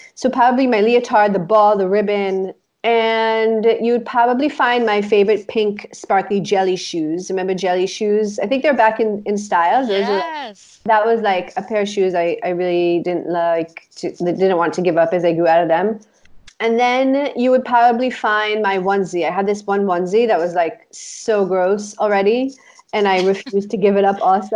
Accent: Israel; we grew up in Israel, right? And we grew up in this apartment

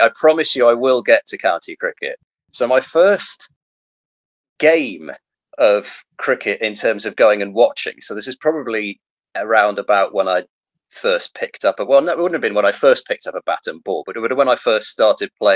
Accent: Lincolnshire, East Midlands, United Kingdom; I grew up in Lincolnshire

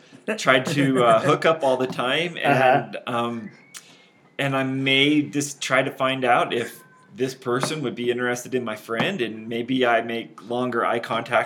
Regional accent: Utah, United States; I have grown up in Utah my whole life

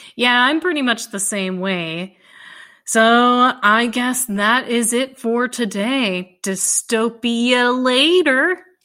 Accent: Dallas, Texas, United States; I grew up in Dallas

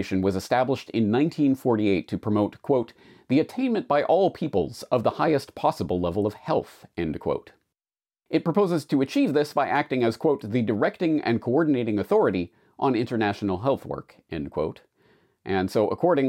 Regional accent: Canada; moved away as an adult; now in Japan; I'm a Canadian who has been living and working in Japan for 19 years now

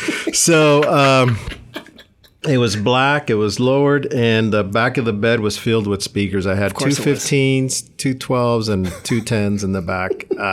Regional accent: Gridley, California, United States; also born or lived in San Luis Río Colorado, Sonora, Mexico / Blythe, California / Yuma, Arizona / El Centro, California; now in Sonoma, United States; I grew up in Butte County, a small town called Gridley, California.

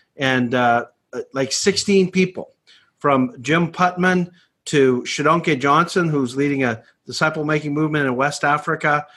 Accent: Canada; I grew up in Canada

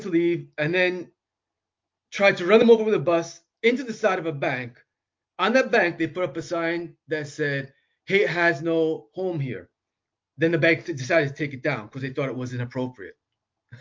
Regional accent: New York City, New York, United States; now in Amherst, United States; I grew up in New York City at a time of, like, the young lords

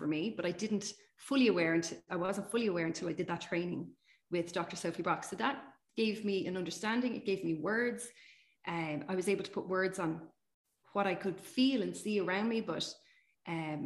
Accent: Ireland; we're from Ireland

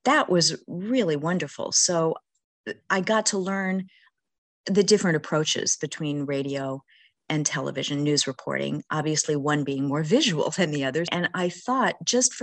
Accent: Washington, District of Columbia, United States; moved away as an adult; also born or lived in Bloomington, Indiana; now in Maine, United States; I grew up mostly in the Washington, D.C. area

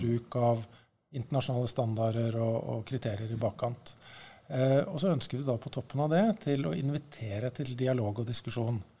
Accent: Norway; jeg er norsk

